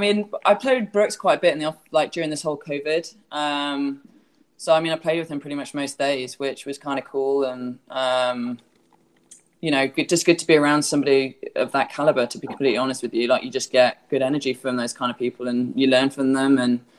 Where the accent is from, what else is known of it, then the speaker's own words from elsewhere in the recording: England, United Kingdom; now in Florida, United States; I do miss England a lot